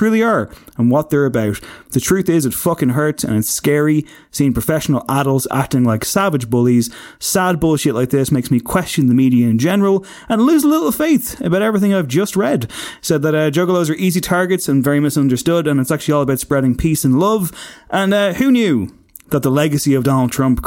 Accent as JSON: {"language": "English", "town": "Drogheda", "region": "Leinster", "country": "Ireland", "said": "I'm from Drogheda"}